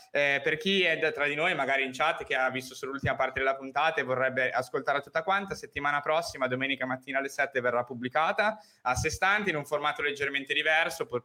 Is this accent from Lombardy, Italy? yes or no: yes; Brianza, Lombardy, Italy; io sono Brianzolo